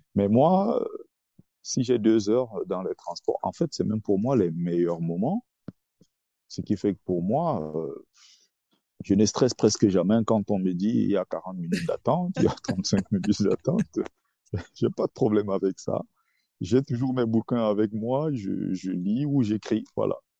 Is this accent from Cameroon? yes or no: yes; Cameroon; moved away; also born or lived in Nkongsamba / Tonga; je suis camerounais